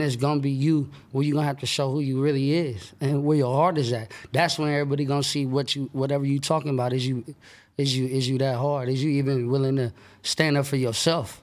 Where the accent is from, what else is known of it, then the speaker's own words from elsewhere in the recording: Sacramento, California, United States; that's where I was born and raised